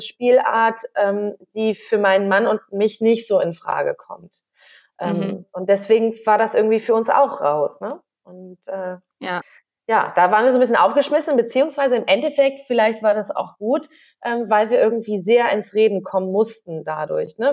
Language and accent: German; Northern Germany, Germany; moved away as an adult; also born or lived in Göttingen; wir kommen beide aus Norddeutschland